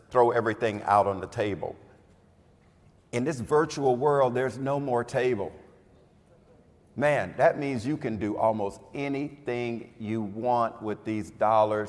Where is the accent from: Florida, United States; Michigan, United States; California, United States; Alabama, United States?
Florida, United States; I'm from Florida. Oh God, I'm from Florida.